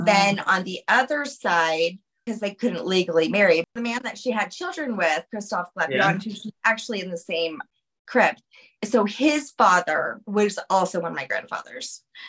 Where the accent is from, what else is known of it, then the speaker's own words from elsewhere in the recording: New Orleans, Louisiana, United States; And so I'm originally from New Orleans.